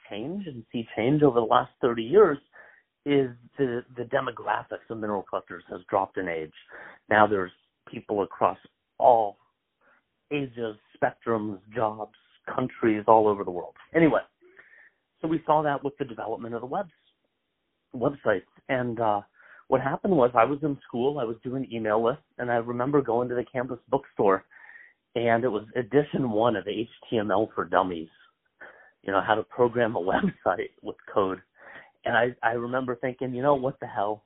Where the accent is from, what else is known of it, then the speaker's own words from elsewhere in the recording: Columbus, Ohio, United States; growing up in Columbus, Ohio